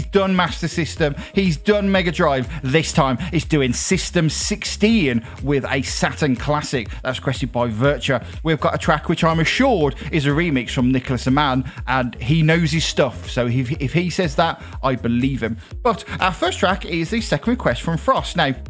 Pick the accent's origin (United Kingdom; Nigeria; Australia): United Kingdom; I'm British, Caribbean vibes here on the show